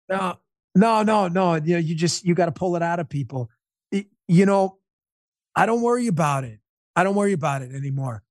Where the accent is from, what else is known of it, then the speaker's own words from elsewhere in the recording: New York, United States; I'm a New Yorker